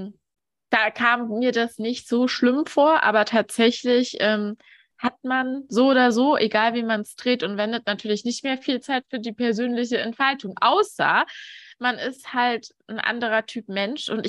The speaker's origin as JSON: {"language": "German", "region": "Thuringia", "country": "Germany", "moved": "yes", "said": "aus der, aus, aus der Ostregion Deutschlands. Und ähm, ja, ich komme aus dem Osten"}